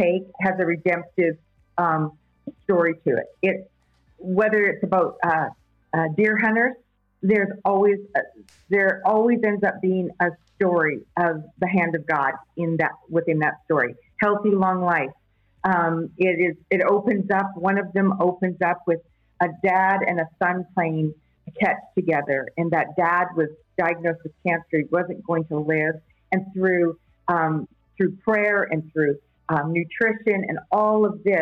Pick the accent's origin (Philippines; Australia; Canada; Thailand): Canada; I'm from Canada